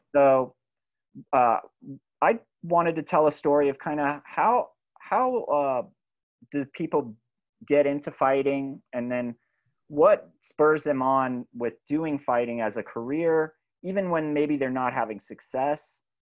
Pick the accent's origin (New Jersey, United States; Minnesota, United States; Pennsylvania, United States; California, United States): California, United States; I grew up in California